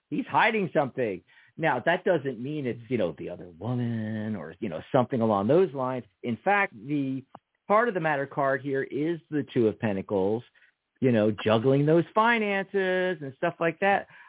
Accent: Pennsylvania, United States; That's our home state

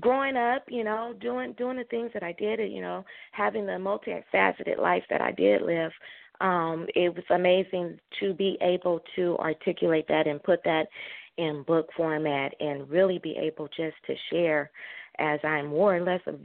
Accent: Southern California, United States; I'm a true Californian. I've lived Southern California, born and raised, and I moved to Northern California

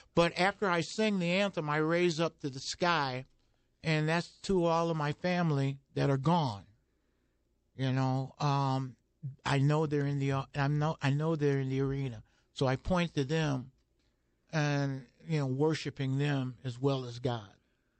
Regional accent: St. Louis area, Missouri, United States; born or raised there

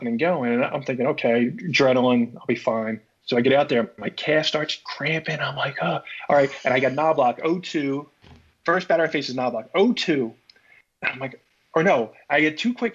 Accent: Philadelphia, Pennsylvania, United States; I'm in Philly. I'm in my hometown

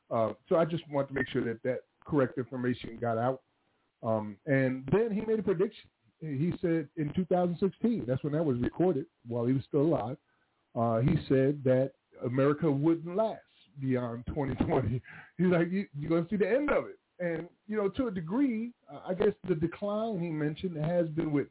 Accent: Paterson, New Jersey, United States; now in Charlotte, United States; So, like, I'm here from Paterson, New Jersey. I've been here 23 years.

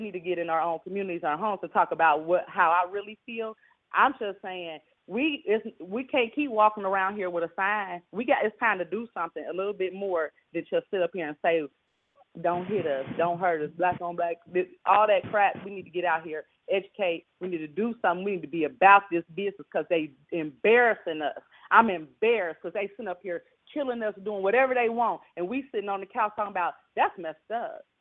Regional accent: Cincinnati, Ohio, United States; born or raised there

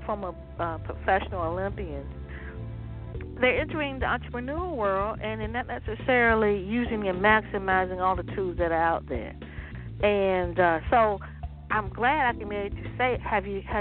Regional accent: Waverly, Virginia, United States; Virginia, my background. I was like, you know, I'm from Waverly.

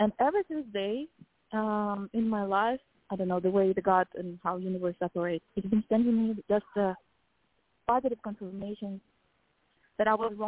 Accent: Kazakhstan; moved away; I was raised in Kazakhstan

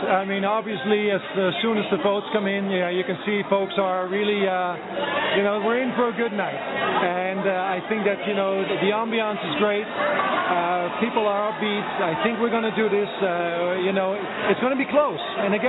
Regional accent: Amsterdam, North Holland, Netherlands; moved away as an adult; now in United States; I grew up in the 80s with hip-hop in Amsterdam.

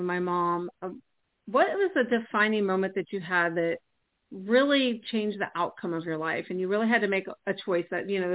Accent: California, United States; when you grow up in California, you're kind of all-encompassing California because it's so big

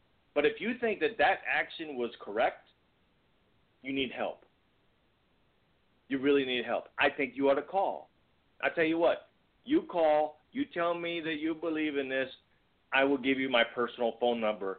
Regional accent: Virginia, United States; now in Missouri, United States; growing up in Virginia

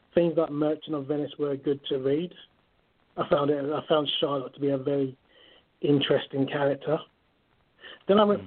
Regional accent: London, United Kingdom; also born or lived in Kent / Nigeria; I was born in London. I'm from, my origin is Nigeria. Mm-hmm. And I grew up in East London, spent some time in Kent.

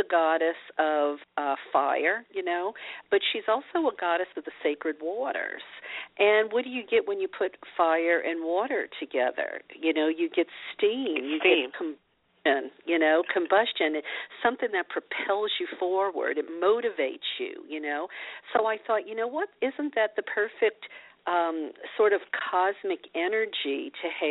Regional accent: Louisiana, United States; I was a Christian growing up in Louisiana

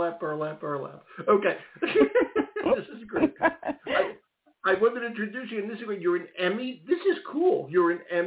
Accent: Philadelphia, Pennsylvania, United States; my hometown of Philadelphia

